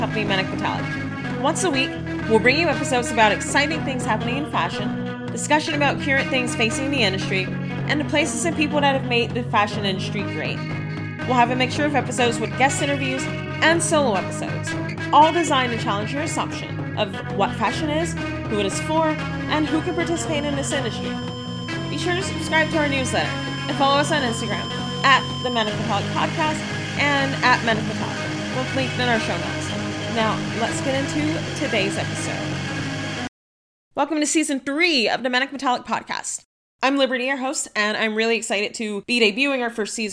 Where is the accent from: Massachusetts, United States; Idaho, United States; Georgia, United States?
Georgia, United States; suburbs of Atlanta; I grew up in the suburbs of Atlanta, like 35 miles east of the city